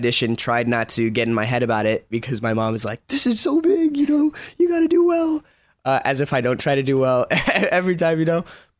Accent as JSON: {"language": "English", "town": "Los Angeles", "region": "California", "country": "United States", "tie": "born or raised there", "also_born_or_lived": "Las Vegas, United States", "said": "My entire life, I'm from El Sereno, which is like bordering Boyle Heights, Highland Park."}